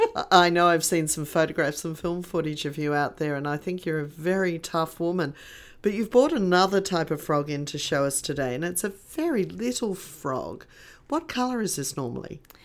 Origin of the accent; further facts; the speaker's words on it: Australia; being Australian when you go out into the bush